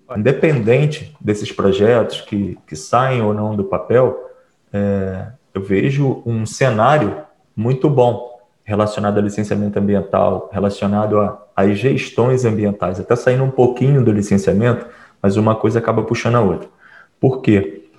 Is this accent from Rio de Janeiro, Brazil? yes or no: yes; Piraí, Rio de Janeiro, Brazil; eu também sou de Piraí